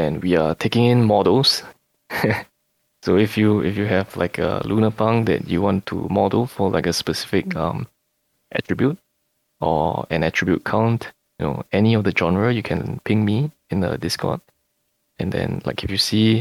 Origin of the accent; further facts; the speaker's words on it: Singapore; growing up in Singapore, you know, where we have forced savings